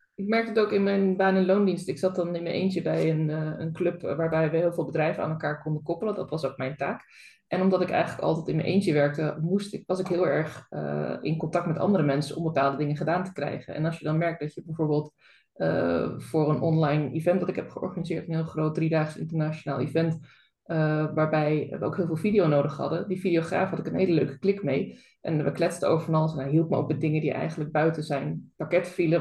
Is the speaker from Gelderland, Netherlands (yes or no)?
no; Zeeland, Netherlands; ik ben ook Zeeuwse